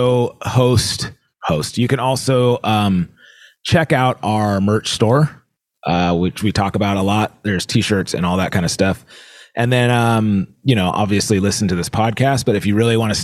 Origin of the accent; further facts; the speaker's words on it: California, United States; I'm from California